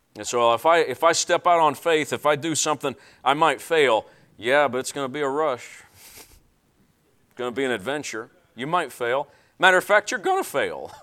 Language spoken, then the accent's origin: English; Tennessee, United States; I'm from Tennessee